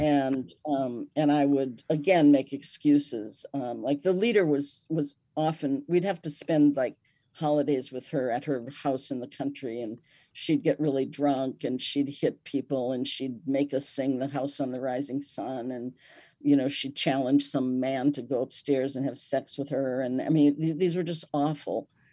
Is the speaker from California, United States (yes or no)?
no; Milwaukee, Wisconsin, United States; I was born in Milwaukee, Wisconsin